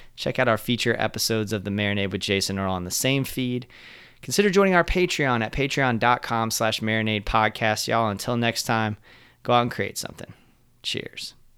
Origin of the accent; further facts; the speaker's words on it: Central Florida, United States; moved away as an adult; also born or lived in Jacksonville, Florida; I decided to leave my hometown in Central Florida and move to Jacksonville